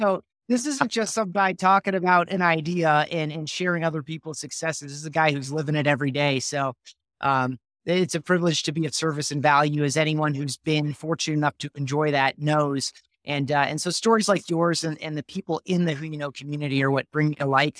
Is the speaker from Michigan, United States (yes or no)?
yes; Grand Rapids, Michigan, United States; I grew up in Grand Rapids, Michigan